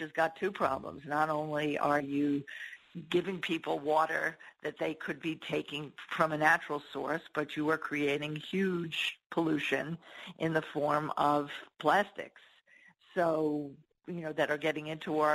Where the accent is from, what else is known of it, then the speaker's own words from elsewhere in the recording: New York, United States; I'm a New Yorker